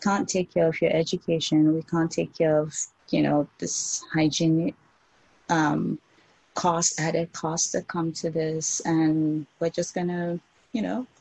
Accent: Nigeria; I grew up in Nigeria

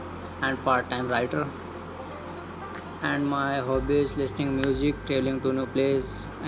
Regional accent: India; I am from India

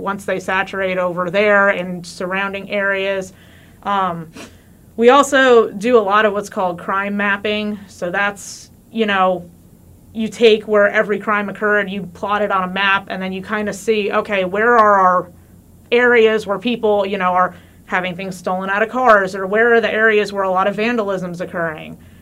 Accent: New Jersey, United States; moved away as an adult; also born or lived in Missouri; now in Warrensburg, United States; I'm actually from New Jersey, not from Missouri. I moved out here

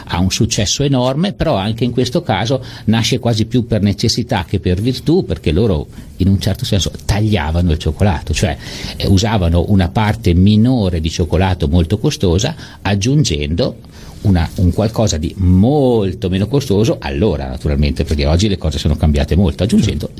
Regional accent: Italy; essendo nato, nato in Italia

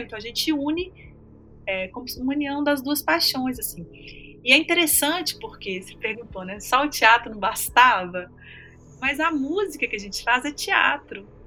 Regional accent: northern Minas Gerais, Brazil; norte de Minas é porque cresci lá, isso faz parte de mim

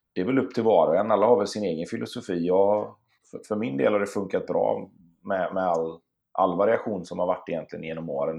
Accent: Sweden; also born or lived in Gothenburg / Stockholm; jag och min syster och min mamma bodde hemma i Sverige

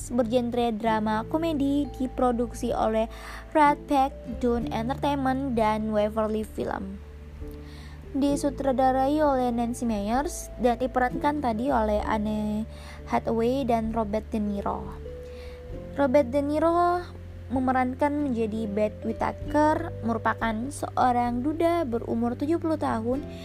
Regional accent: Makassar, South Sulawesi, Indonesia; also born or lived in Enrekang, South Sulawesi; aku besarnya di tengah-tengah kota metropolitan yang orang biasa kenal dengan kota Daeng atau kota Makassar

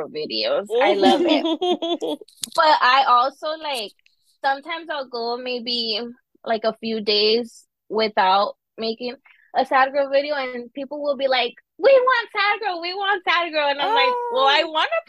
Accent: Southern California, United States; also born or lived in Southern Arizona; now in Maryland, United States; I'm from Southern California

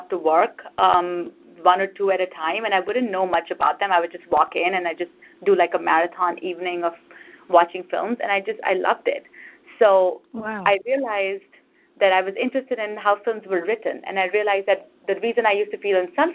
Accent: India; moved away as an adult; now in United States; when I was growing up in India

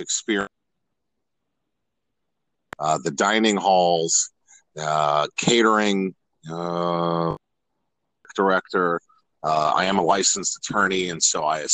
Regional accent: Columbus, Ohio, United States; moved away as an adult; also born or lived in Lima, Ohio; now in Charlotte, United States; I was born and raised born in Lima, Ohio. And I'm told, I have no recollection of this, celebrated my first birthday in Columbus, Ohio, and lived there pretty much ever since

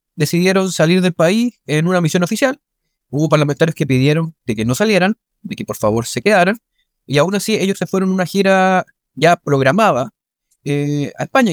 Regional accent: Chile; todos somos chilenas y chilenos

